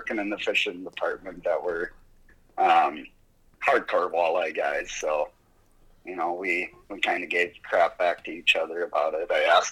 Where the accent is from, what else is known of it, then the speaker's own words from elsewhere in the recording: Alexandria, South Dakota, United States; also born or lived in Florida; now in Minnesota, United States; I grew up in a small town called Alexandria, South Dakota. It's 12 miles to the east of Mitchell.